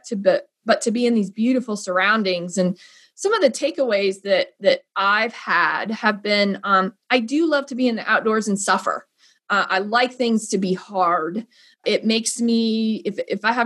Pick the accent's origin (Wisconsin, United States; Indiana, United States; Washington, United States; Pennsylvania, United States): Indiana, United States; Northern; moved away; I'm originally from Northern Indiana. I grew up on a large farm.